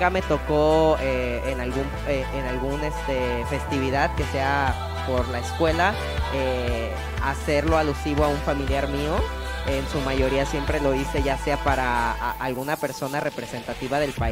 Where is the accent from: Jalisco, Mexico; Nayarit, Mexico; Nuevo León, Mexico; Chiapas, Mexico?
Nayarit, Mexico; Bahía de Banderas; yo crecí en Bahía de Banderas en un pueblo de, llamado San José, San Juan, Valle de Banderas.